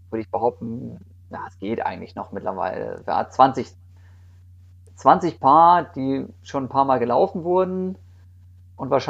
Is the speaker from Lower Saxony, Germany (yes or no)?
yes; Osnabrück, Lower Saxony, Germany; ich komme ursprünglich aus Osnabrück und da gibt es in der Nähe dann da irgendwie den Hermannslauf.